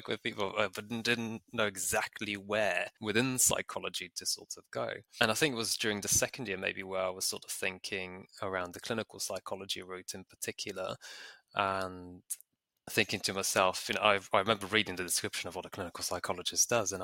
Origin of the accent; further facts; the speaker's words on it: Bulgaria; moved away; I grew up in Bulgaria, that's where I went to school